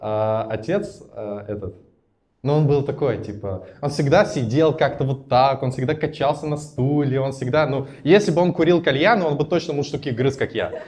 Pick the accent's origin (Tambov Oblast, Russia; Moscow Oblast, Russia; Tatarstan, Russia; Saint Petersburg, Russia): Tatarstan, Russia; Naberezhnye Chelny; now in Moscow, Russia; я родом из набережных Челнов, в целом с городом разобрались. Это Татарстан